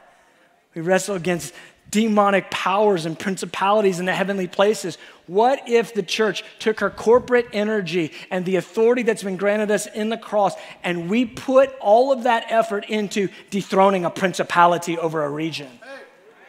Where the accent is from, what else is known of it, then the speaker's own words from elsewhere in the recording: United States; We're so American